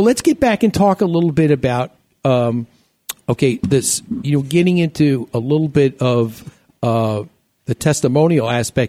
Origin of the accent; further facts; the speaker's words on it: New York, United States; moved away; my hometown at Home State, back in New York.